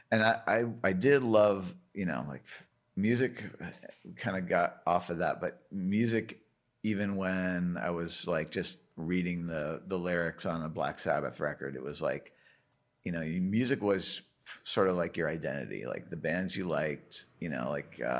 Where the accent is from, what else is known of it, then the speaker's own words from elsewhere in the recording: Canada; Being a Canadian, I think it's like not every Canadian likes